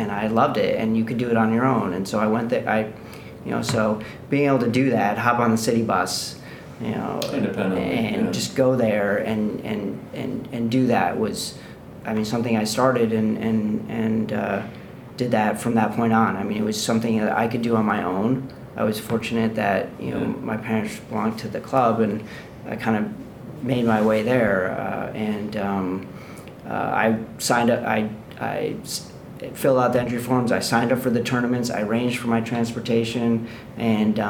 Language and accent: English; Rochester, New York, United States; I learned about squash growing up in Rochester, New York, at the Genesee Valley Club